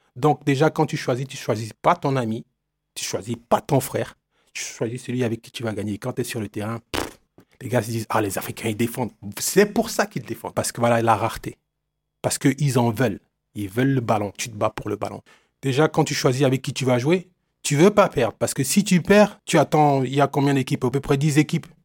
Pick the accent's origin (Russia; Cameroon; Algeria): Cameroon; Douala, Littoral; moved away; Je suis né à Douala, Cameroun. C'est une ville euh, côtière